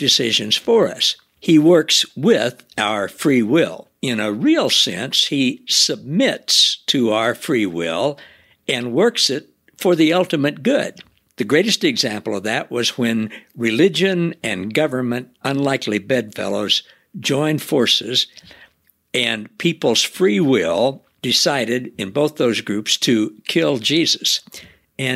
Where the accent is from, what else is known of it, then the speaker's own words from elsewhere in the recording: the Ozarks, Missouri, United States; I grew up down in the Ozarks in Missouri